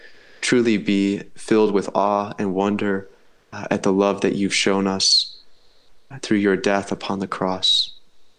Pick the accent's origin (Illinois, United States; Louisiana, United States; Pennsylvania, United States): Illinois, United States; Manhattan; moved away as an adult; also born or lived in New York; now in Bradford, United Kingdom; I'm from a small village outside of Chicago, a town called Manhattan, Illinois